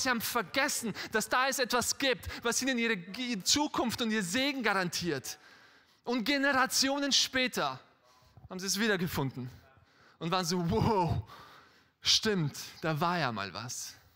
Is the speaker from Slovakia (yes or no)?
no; Styria, Austria; ich bin in Österreich aufgewachsen, in der Steiermark